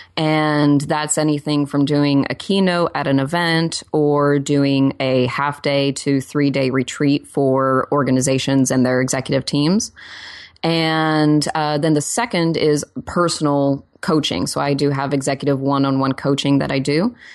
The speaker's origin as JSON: {"language": "English", "region": "Oklahoma", "country": "United States", "moved": "yes", "lives_now": "Los Angeles, United States", "said": "I'm also from Oklahoma"}